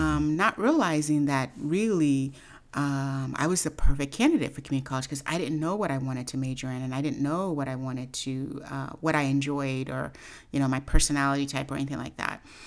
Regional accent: Oakland, California, United States; I grew up in Oakland, California.

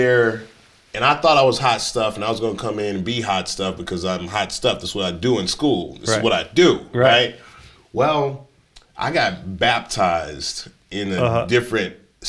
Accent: Dallas, Texas, United States; I grew up here in Dallas.

